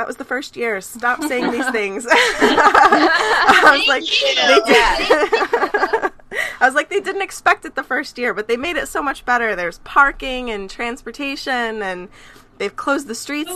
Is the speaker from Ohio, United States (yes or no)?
yes; Cleveland, Ohio, United States; when I was growing up, I actually lived in Cleveland